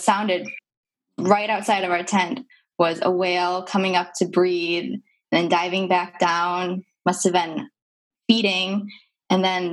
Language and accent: English; Wisconsin, United States; moved away; I'm a transplant. So I'm originally from Wisconsin, so we don't have many mountains there